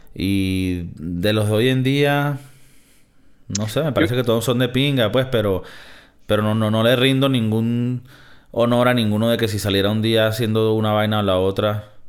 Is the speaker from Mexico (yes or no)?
no; Venezuela; moved away; soy de Venezuela